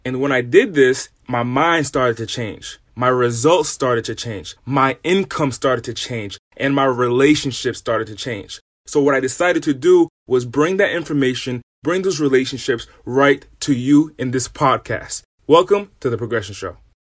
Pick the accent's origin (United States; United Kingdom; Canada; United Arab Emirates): United States; Rhode Island; moved away as an adult; now in California, United States; I'm originally from the East Coast, from a small state in the smallest city in that state. I'm from Rhode Island. And in Rhode Island, I lived in an impoverished area.